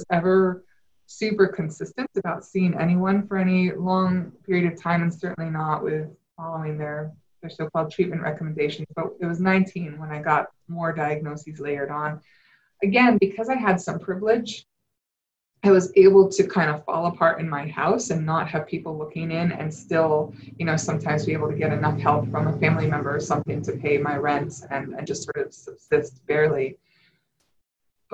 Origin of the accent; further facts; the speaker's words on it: Connecticut, United States; I grew up in Connecticut, in a pretty wealthy part of Connecticut